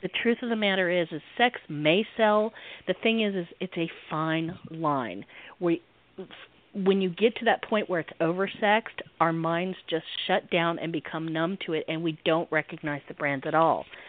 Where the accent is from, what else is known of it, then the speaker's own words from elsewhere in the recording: the South, United States; I'm in the South, so I, I am a Southerner